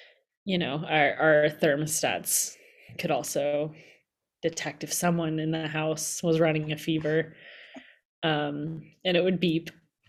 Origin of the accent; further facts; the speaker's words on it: Massachusetts, United States; Well, I grew up in Massachusetts, and they didn't have them there.